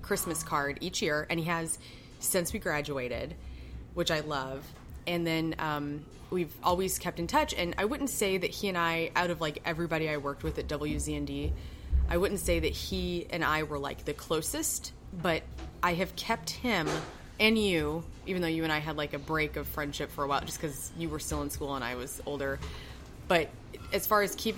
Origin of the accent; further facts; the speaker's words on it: Columbia, Illinois, United States; I'm from Columbia